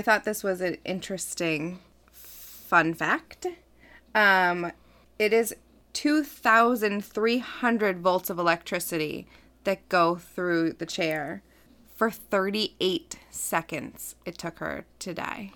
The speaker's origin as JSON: {"language": "English", "town": "Medford", "region": "Massachusetts", "country": "United States", "said": "I'm from Medford"}